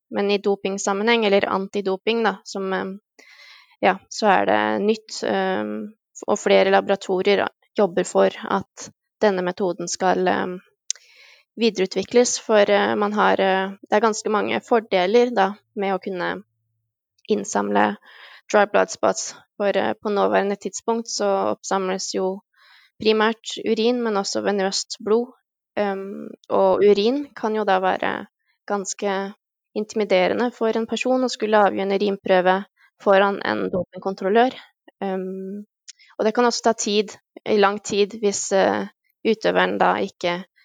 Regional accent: Halden, Østfold, Norway; now in Denmark; jeg er fra Halden

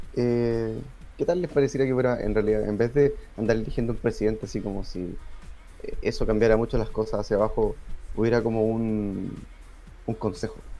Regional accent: Chile; somos chilenos

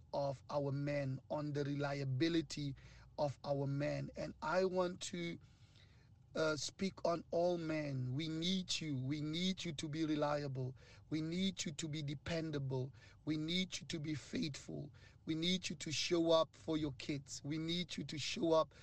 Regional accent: Northern Cape, South Africa; I'm from the Northern Cape

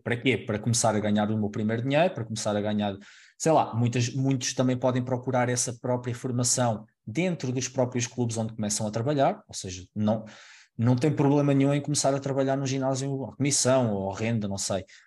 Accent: Alcobaça, Centro, Portugal; moved away as an adult; now in Lisbon, Portugal; eu sou de Alcobaça, uma, uma cidade mais pequena

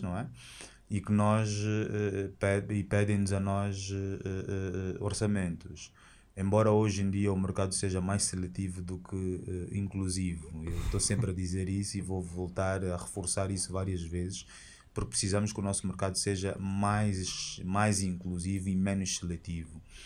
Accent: Angola; Nós temos orgulho de sermos angolanos

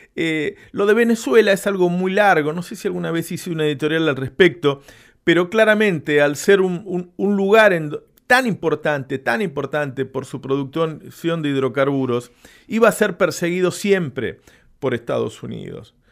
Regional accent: Argentina; un, país como el nuestro

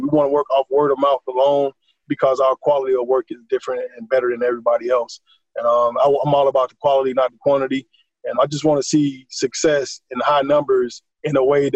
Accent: Atlanta, Georgia, United States; Here in my hometown, Atlanta, Georgia

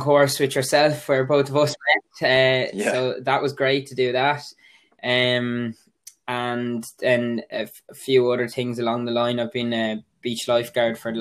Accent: Waterford, Munster, Ireland; I'm 21. I'm from Waterford

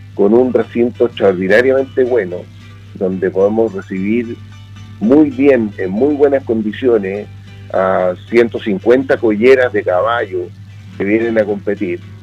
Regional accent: Chile; nosotros somos parte de Chile y parte de esta tierra

